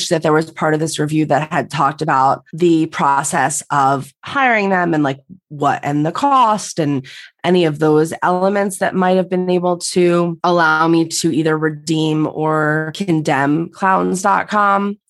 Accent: New York, United States; We're from New York

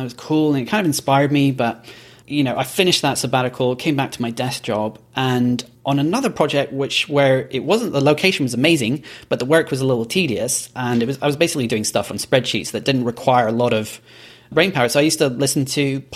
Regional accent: Belgium; moved away as an adult; also born or lived in Edinburgh, Scotland; now in New York, United States; So I'm Scottish, but I was born and grew up in Belgium

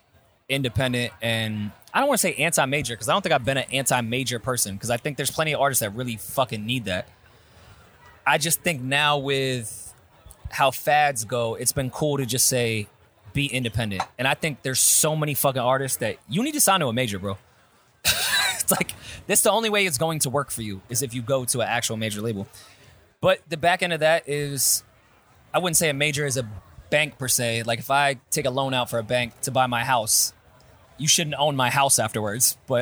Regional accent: Queens, New York, United States; Logic, I'm from Queens.

